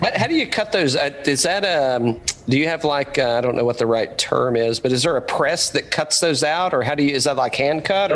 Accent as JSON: {"language": "English", "region": "East Tennessee", "country": "United States", "said": "I'm like hillbilly from East Tennessee"}